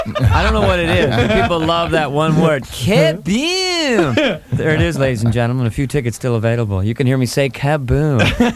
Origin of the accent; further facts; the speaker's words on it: near San Francisco, California, United States; also born or lived in Montana; No, I was from Montana, but I really grew up near San Francisco.